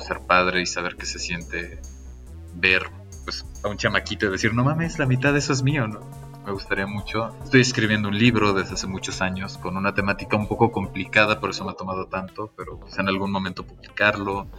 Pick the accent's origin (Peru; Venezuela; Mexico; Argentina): Mexico; Cancún, Quintana Roo; moved away as an adult; now in Medellín, Colombia; En el hermosísimo Cancún, Quintana Roo, en el Caribe mexicano